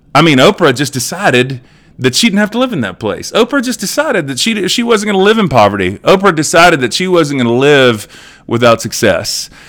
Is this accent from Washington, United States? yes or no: no; Edmond, Oklahoma, United States; here in Edmond, uh, in my hometown